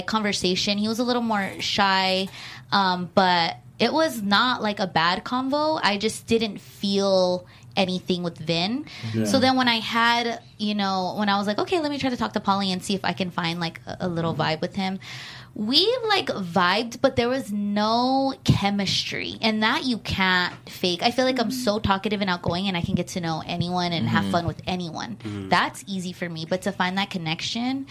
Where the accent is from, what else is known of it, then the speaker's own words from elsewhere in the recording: Los Angeles, California, United States; LA girls are more, we dress up